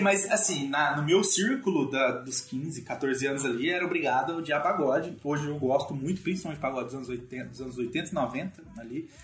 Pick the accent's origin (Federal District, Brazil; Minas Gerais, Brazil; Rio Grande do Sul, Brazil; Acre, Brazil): Minas Gerais, Brazil; eu sou de Minas